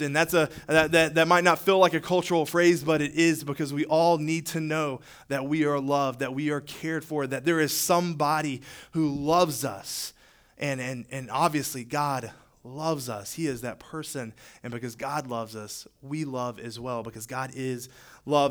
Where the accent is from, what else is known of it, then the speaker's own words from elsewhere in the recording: Charlotte, North Carolina, United States; moved away as an adult; now in Greenwood, United States; I'm originally from the Charlotte area